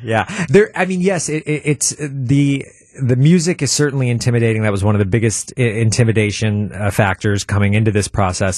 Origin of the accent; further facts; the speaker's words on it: Milwaukee, Wisconsin, United States; I was born in Milwaukee and I spent the first two years of my life, uh, o, o, on National Avenue.